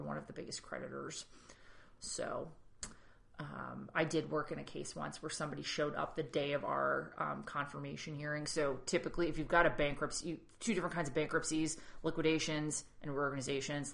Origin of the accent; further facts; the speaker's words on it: New England, United States; being from New England, like we have a lot of personal space